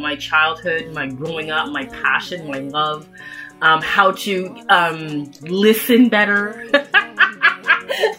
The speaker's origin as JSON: {"language": "English", "town": "Toronto", "region": "Ontario", "country": "Canada", "tie": "born or raised there", "said": "I was born and raised in Toronto, Canada"}